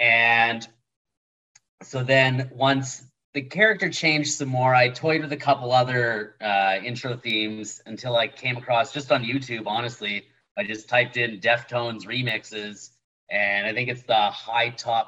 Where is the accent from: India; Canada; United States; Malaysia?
Canada; Winnipeg, Manitoba; I'm from Winnipeg, you idiot